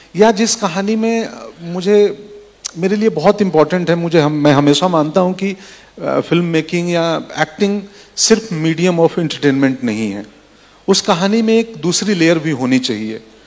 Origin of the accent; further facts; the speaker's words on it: Bihar, India; moved away as an adult; मैं बिहार से आता हूं वहाँ सुविधाएं नहीं थी सड़कें नहीं थी मेरे गांव से पटना डेढ़ सौ किलोमीटर था